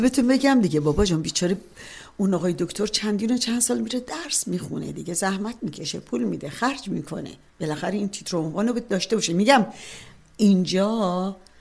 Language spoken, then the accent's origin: Persian; Tehran, Tehran Province, Iran; born or raised there; moved away as an adult; also born or lived in Chalus, Iran; now in Canada